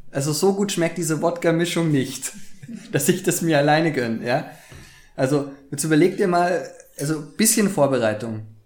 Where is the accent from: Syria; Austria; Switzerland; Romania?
Austria; Vienna; accent: Viennese; Ich spreche Wienerisch.